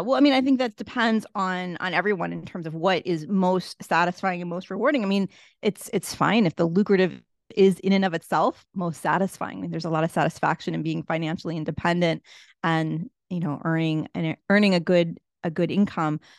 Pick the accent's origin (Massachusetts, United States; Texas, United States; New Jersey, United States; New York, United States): Massachusetts, United States; Boston; moved away as an adult; also born or lived in Washington, District of Columbia, United States; now in Cape Town, South Africa; I grew up in Boston, Massachusetts